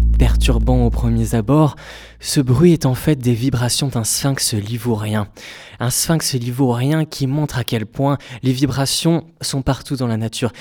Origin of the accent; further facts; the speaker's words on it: Basque Country, Nouvelle-Aquitaine, France; moved away; J'ai voulu revenir à ma terre natale, le Pays Basque.